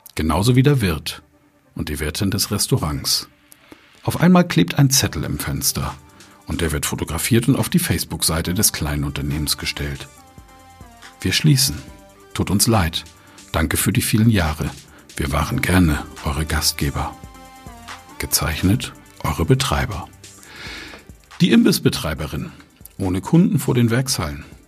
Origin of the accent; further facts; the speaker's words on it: Germany; wir Deutschen